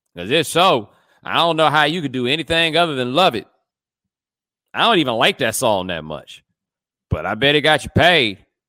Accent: Houston, Texas, United States; I'm from Houston

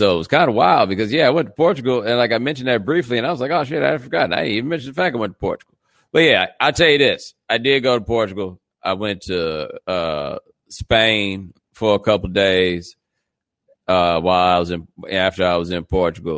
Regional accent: Houston, Texas, United States; I am from Houston

